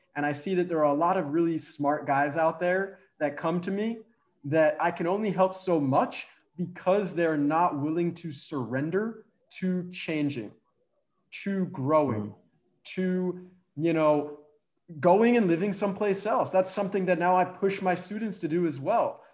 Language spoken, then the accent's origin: English; Philadelphia, Pennsylvania, United States; moved away as an adult; also born or lived in Connecticut; I'm from Philadelphia